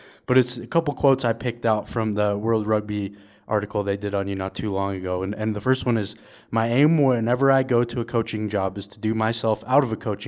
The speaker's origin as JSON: {"language": "English", "country": "United States", "said": "being an American myself"}